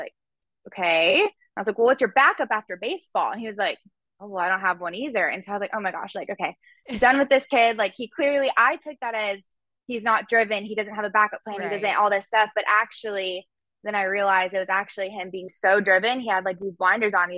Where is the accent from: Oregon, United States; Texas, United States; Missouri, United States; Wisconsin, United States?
Texas, United States; Frisco; I'm from Frisco, Texas, and I was home from college in Frisco